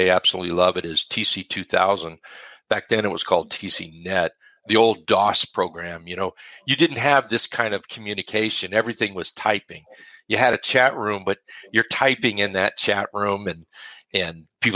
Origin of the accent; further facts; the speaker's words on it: Alaska, United States; I was born and raised in Alaska and spent 50 years there